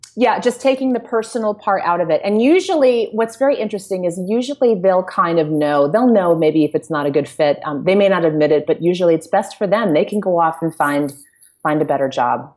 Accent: United States; we're American

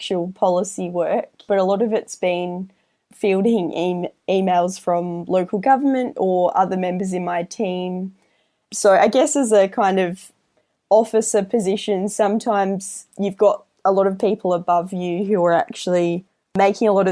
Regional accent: Albany, Western Australia, Australia; moved away; also born or lived in Melbourne; I grew up in Albany, where a lot of my friends are farmers

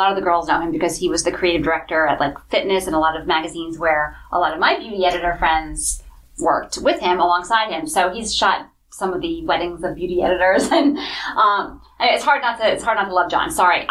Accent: Monroe, United States; also born or lived in New York City; now in New York, United States; we found out we're both from the same hometown, both went to the same college, FIT, in Manhattan

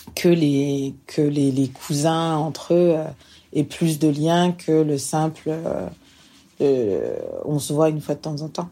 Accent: France; moved away as an adult; now in Montreal, Canada; je vis actuellement à Montréal, donc euh, je suis française, je vis ici maintenant depuis 5 ans

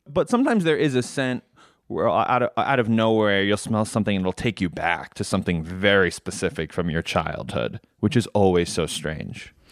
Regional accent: New York, United States; I grew up in New York

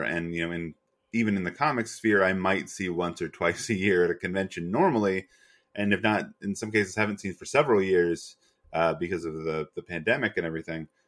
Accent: Western North Carolina, United States; I grew up largely in Western North Carolina

